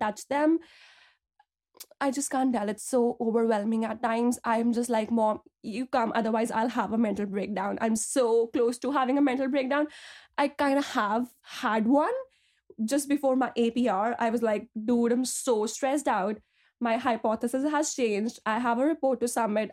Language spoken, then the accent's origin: English; Delhi, India; moved away as an adult; now in Belfast, United Kingdom; I'm originally from Delhi, India, but I came to Belfast two years back to pursue my P H D in biochemistry